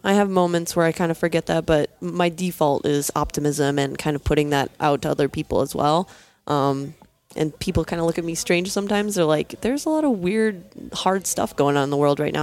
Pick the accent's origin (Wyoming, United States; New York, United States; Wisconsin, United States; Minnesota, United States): Minnesota, United States; Minneapolis; I'm from Minneapolis, Minnesota